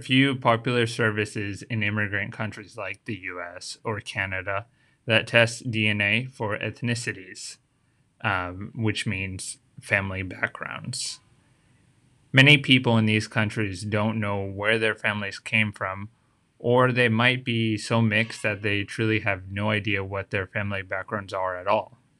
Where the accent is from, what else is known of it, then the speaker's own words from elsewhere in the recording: United States; now in Tokyo, Japan; how did I end up being born in the U S